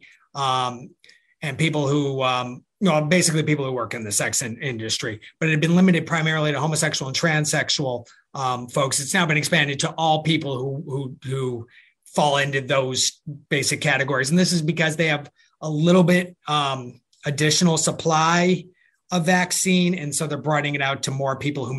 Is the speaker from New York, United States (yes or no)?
yes; upstate New York, United States; growing up in upstate New York, real upstate, like near Canada, upstate